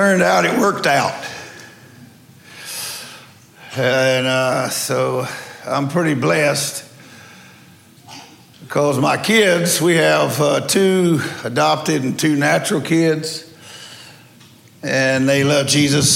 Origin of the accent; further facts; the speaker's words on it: Louisiana, United States; I'm a redneck from Louisiana